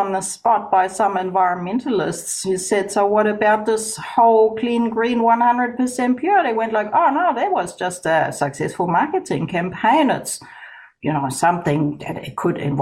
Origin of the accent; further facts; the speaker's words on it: Germany; moved away as an adult; now in New Zealand; I grew up in Germany